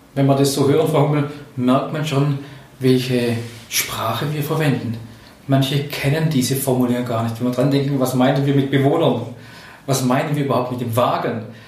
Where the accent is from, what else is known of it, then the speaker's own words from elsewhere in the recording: Swabia, Germany; ich bin Schwabe